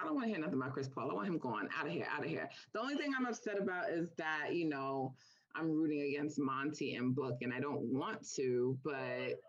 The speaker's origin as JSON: {"language": "English", "country": "Jamaica", "said": "I'm Jamaican, and we have this thing we say, like, you know, my spirit don't take you."}